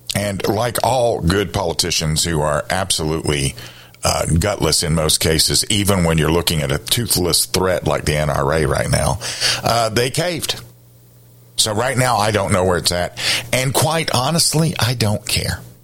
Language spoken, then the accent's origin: English; Columbia, South Carolina, United States; I grew up in Columbia